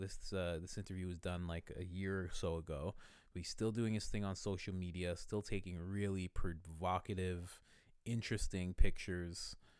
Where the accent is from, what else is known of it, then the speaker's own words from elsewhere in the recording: Thornhill, Ontario, Canada; I'm from Thornhill